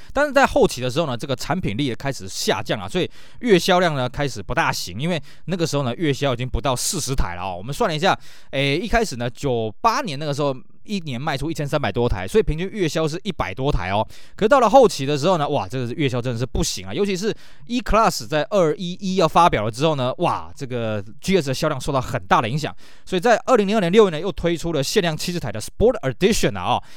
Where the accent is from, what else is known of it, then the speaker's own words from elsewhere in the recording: Taiwan; 我们台湾这边